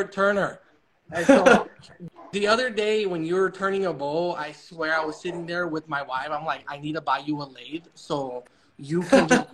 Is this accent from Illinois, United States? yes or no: yes; Chicago, Illinois, United States; I'm from Chicago